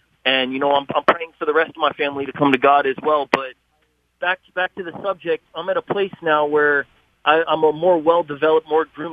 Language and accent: English; San Jose, California, United States; I'm born and raised in San Jose, California